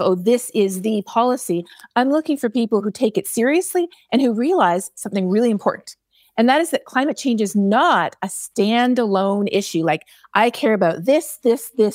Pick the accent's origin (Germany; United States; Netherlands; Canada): Canada; I am Canadian